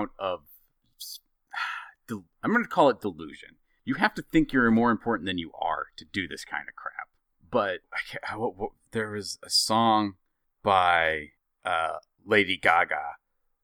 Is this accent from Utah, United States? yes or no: yes; Utah, United States; also born or lived in Idaho; I'm from Utah